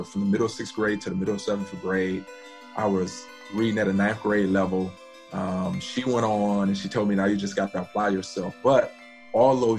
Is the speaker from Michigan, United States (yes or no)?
yes; Detroit, Michigan, United States; I grew up in Detroit and went to Detroit public schools